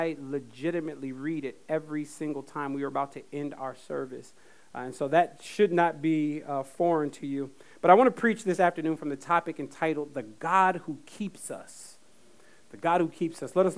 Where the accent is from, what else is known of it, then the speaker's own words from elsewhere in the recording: Fayetteville, North Carolina, United States; I grew up in Fayetteville, North Carolina